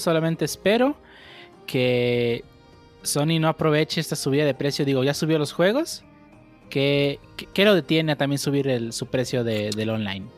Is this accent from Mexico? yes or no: yes; Nayarit, Mexico; yo soy de Nayarit